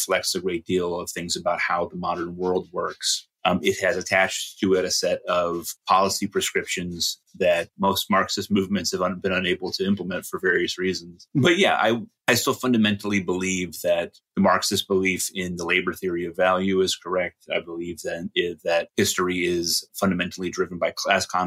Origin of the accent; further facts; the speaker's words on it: Middletown, Connecticut, United States; am from Connecticut originally, from Middletown, Connecticut, the home of Wesleyan University. I grew up on Wesleyan University's campus.